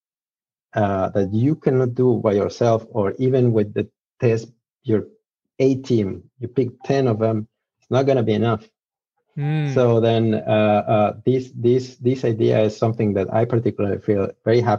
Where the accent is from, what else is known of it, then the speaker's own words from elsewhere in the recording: Mexico; English is a second language; I am Mexican, so apologies for my accent. My English is still fade sometime